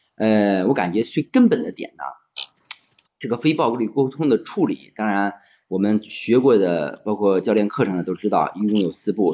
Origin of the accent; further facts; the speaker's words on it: Xingtai, Hebei, China; 家是河北邢台的，啊，是一个公务员